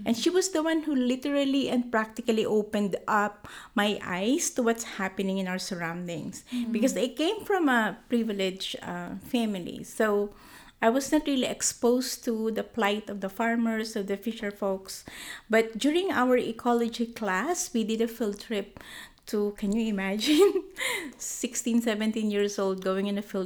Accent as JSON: {"language": "English", "region": "Bicol Region", "country": "Philippines", "tie": "born or raised there", "moved": "yes", "said": "I was born and raised in the Philippines. It's a region called Bicol"}